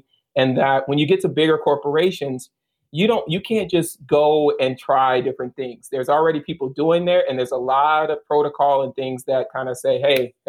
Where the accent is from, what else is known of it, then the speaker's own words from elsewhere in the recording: the South, United States; I feel like they treat us differently because we're from the South.